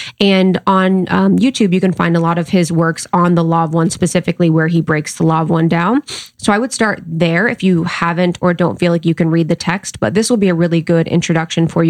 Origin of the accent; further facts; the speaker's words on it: United States; now in Los Angeles, United States; it's close to my hometown. It's literally like 2 hours.